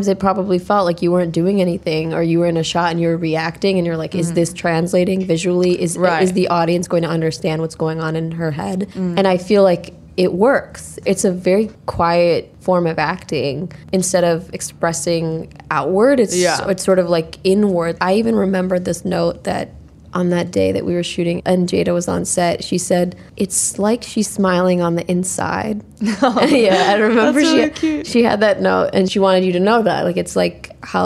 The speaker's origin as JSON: {"language": "English", "country": "United States", "accent": "American", "said": "people know that I'm American because of the inflection"}